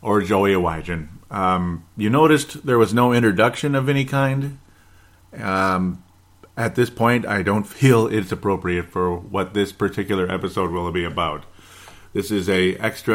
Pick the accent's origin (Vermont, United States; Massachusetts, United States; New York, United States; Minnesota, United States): Minnesota, United States; Golden Valley; where I grew up in Golden Valley, Minnesota